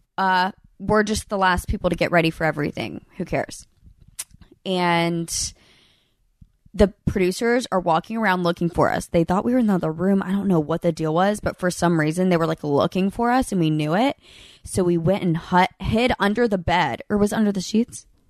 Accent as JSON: {"language": "English", "town": "Birmingham", "region": "Alabama", "country": "United States", "said": "I'm from Birmingham"}